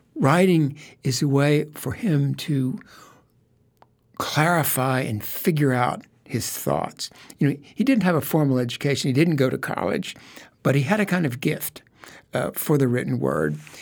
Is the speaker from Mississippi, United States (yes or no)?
no; Memphis, Tennessee, United States; the house that I grew up in, in Memphis, Tennessee